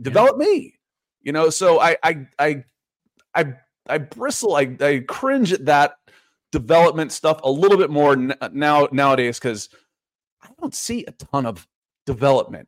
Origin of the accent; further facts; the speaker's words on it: Atlanta, Georgia, United States; also born or lived in Akron, Ohio; I am in Atlanta. I, I, I grew up here